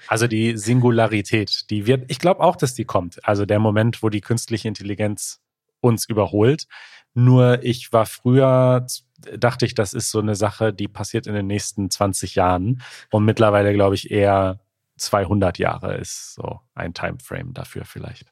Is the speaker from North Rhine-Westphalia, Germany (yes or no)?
yes; near Gladbeck, North Rhine-Westphalia, Germany; ich bin ganz in der Nähe von Gladbeck zur Schule gegangen